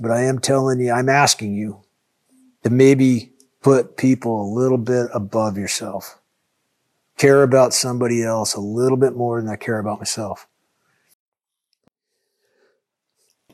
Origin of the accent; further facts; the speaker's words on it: United States; as an American